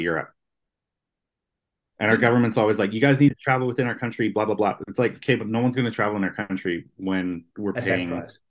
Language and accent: English; Canada; even for me as a Canadian